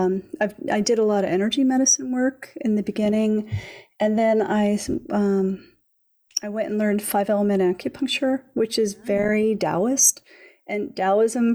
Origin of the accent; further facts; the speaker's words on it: Philadelphia, Pennsylvania, United States; I grew up in Philadelphia in the city